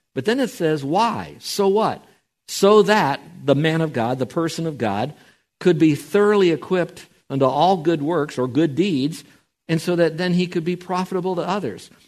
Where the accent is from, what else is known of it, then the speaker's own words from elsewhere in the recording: Miami, Florida, United States; growing up in Miami, Florida